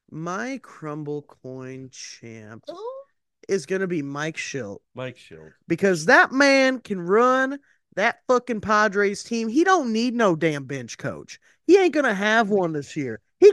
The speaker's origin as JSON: {"language": "English", "country": "Canada", "lives_now": "Greece", "said": "Greece, but I'm Canadian."}